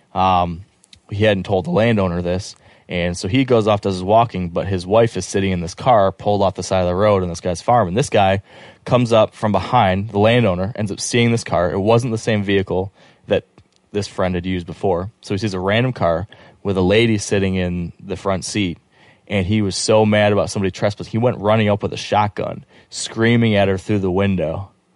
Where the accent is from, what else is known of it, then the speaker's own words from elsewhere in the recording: Michigan, United States; I'm from Michigan